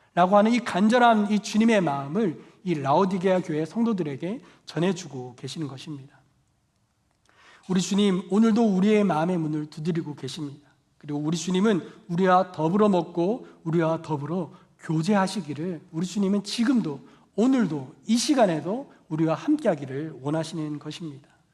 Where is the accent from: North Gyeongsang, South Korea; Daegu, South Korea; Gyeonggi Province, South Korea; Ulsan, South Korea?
Daegu, South Korea; moved away; 방학 때 제가 대구 고향집에 내려간